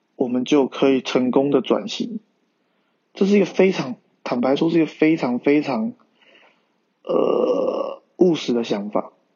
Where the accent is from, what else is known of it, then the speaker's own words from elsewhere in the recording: Taiwan; 认同我是一个中国人，也是一个台湾人